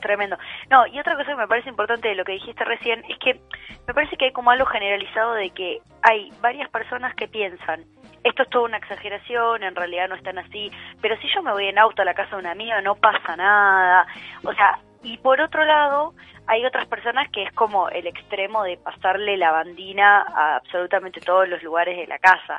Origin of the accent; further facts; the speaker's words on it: Uruguay; now in Argentina; tengo residencia en la Argentina, pero soy uruguaya también